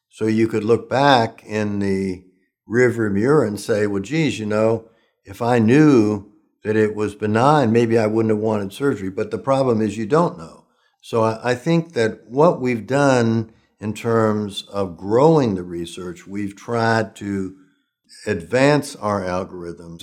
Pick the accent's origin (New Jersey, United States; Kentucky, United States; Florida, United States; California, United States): Kentucky, United States; Oldham County; I was brought up in Kentucky, in Oldham County